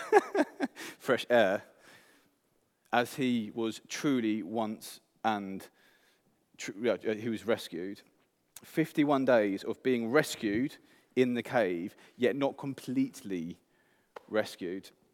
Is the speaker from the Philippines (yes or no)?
no; England, United Kingdom; moved away; I'm English